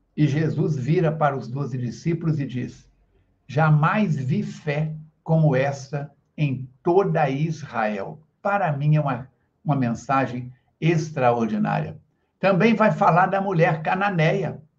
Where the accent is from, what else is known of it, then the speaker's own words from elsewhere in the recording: Astolfo Dutra, Minas Gerais, Brazil; moved away; ainda estava residindo na minha cidade natal, eu estive lá este sábado abrindo a 62ª Semana Espírita de Astolfo Dutra